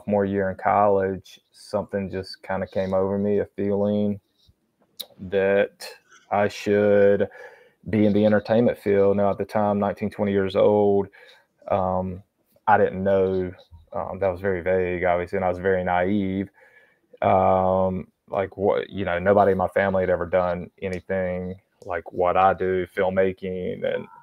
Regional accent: North Carolina, United States; born and raised in North Carolina

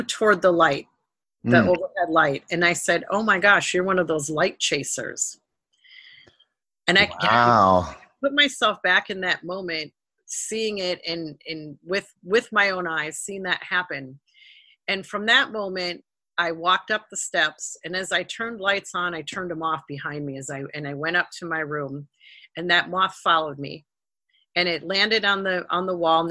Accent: Rosemount, Minnesota, United States; our hometown in Rosemount, Minnesota

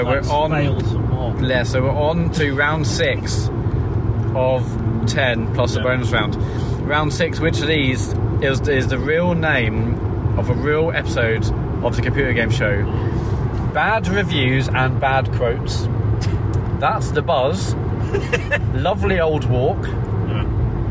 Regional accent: Bognor Regis, South East England, United Kingdom; moved away; also born or lived in Middlesbrough; I'm from Bognor Regis, where one horse town, but I do desperately miss living by the sea

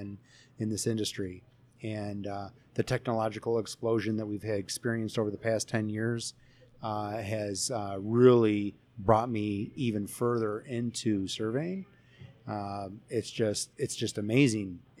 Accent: Chicago, Illinois, United States; also born or lived in Florida; I am from the Chicagoland area

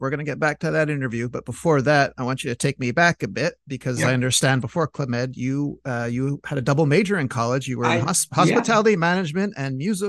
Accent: Canada; so I'm Canadian

